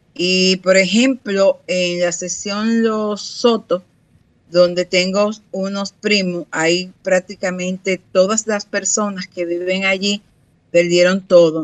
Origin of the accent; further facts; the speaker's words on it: Higüey, La Altagracia, Dominican Republic; moved away; Higüey, que es el municipio donde yo nací